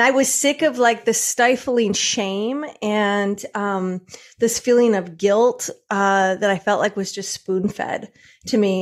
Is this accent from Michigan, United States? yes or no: yes; Michigan, United States; also born or lived in New York; now in California, United States; I grew up in Michigan